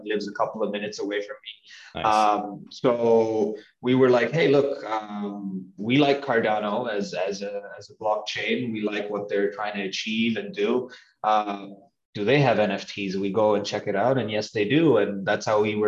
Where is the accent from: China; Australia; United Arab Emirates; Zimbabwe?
United Arab Emirates; Dubai; moved away; I grew up in Dubai